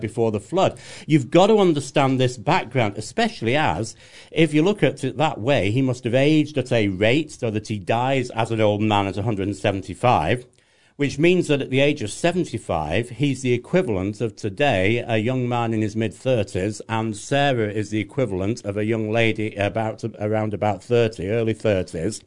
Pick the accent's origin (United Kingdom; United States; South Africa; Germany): United Kingdom; England; I'm English